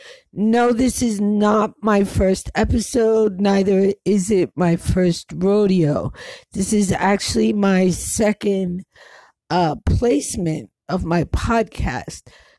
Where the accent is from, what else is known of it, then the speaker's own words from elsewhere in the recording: New York, United States; also born or lived in New Jersey / Connecticut; I grew up in New York, so in New Jersey, and Connecticut, and a whole bunch of other places.